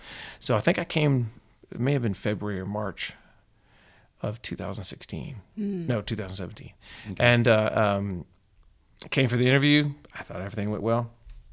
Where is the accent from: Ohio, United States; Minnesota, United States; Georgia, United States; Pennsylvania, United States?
Georgia, United States; Atlanta; I mean, I'm from Atlanta, you know, where we did all this fancy stuff. And we were just so good.